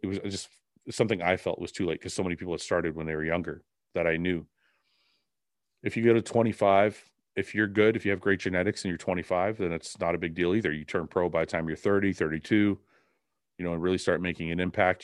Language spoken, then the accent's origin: English; Canada; I'm Canadian